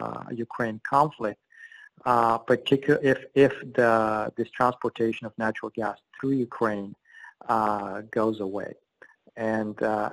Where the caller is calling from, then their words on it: Abu Dhabi, United Arab Emirates; I'm calling from Abu Dhabi, and I had to go through a VPN